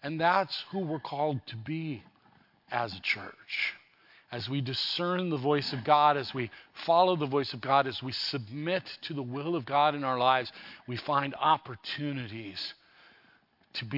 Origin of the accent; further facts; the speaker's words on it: Southern California, United States; I grew up in Southern California